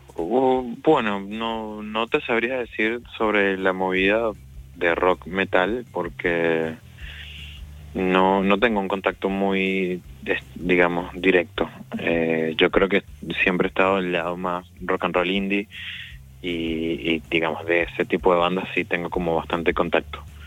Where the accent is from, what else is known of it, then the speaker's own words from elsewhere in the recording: Venezuela; moved away as an adult; now in Argentina; soy de Venezuela.